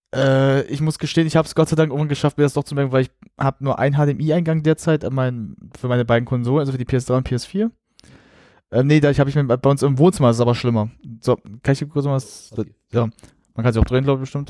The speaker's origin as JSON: {"language": "German", "country": "Germany", "said": "ich bin Deutscher"}